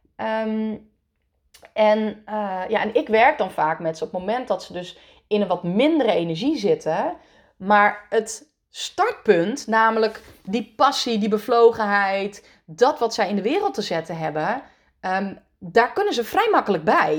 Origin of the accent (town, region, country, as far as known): Netherlands; born or raised there; also born or lived in France